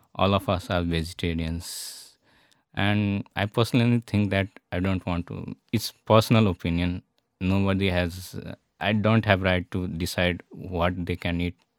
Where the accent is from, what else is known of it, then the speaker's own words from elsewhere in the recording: Nepal; also born or lived in India / Italy; now in Wroclaw, Poland; I'm from Nepal because I don't look like from Nepal